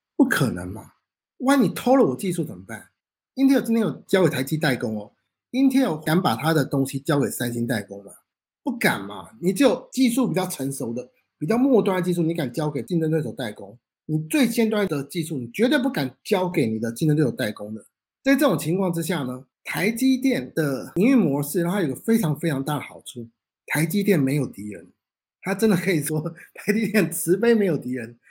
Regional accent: Taiwan; now in Canada; 我们台湾人

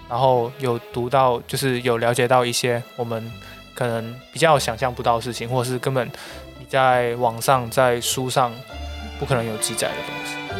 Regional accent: Xiamen, Fujian, China; moved away; also born or lived in Macau; 其实我本身除了是一个澳门人以外，还是一个厦门，嗯。因为我从小兼职在厦门生活过

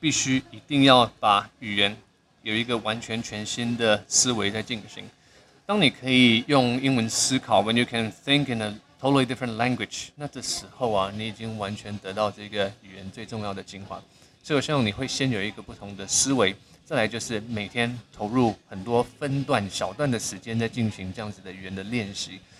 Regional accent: Singapore; 因为 … 小时候在新加坡出生长大，那我们那个地方因为很多马来同学、印度同学、很多外国同学

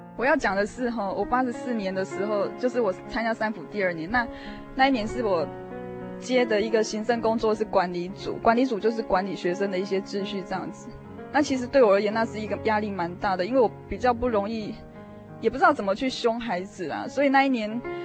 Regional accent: central-southern Taiwan, Taiwan; 我从小是在中南部地区长大的孩子

